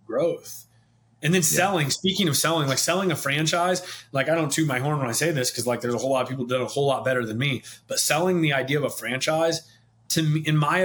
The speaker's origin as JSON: {"language": "English", "town": "St. Joseph", "region": "Missouri", "country": "United States", "tie": "born or raised there", "said": "I'm born and raised in St. Joseph, Missouri, just north of Kansas City"}